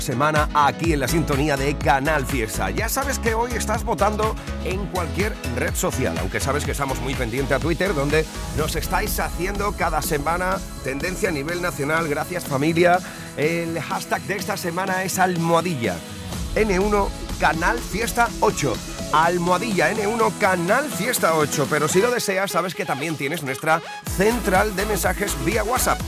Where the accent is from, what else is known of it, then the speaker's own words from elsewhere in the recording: Huelva, Andalusia, Spain; el de Huelva de mi tierra